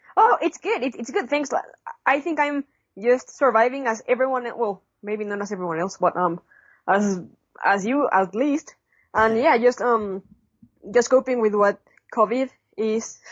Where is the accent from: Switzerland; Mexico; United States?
Mexico; Puebla; I'm from Puebla.